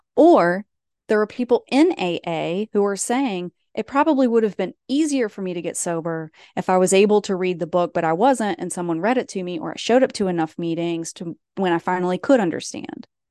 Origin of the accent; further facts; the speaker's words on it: East Tennessee, United States; moved away; where I'm from, where I grew up in East Tennessee. Anytime I go back home, which is not often